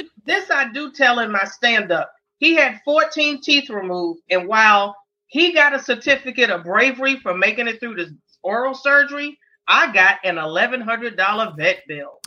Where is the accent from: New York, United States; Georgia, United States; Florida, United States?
New York, United States; New York City; growing up in Harlem